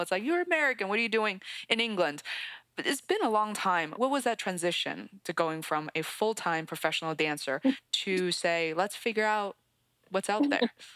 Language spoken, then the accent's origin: English; Beijing, China; now in United States; I grew up in Beijing, China. I'd spent about half of my life. It's so funny, half of my life split between China and the US